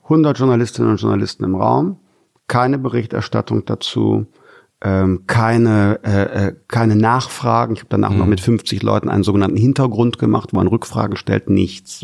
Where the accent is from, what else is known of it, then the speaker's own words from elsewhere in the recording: Germany; also born or lived in Wermelskirchen; wir Deutschen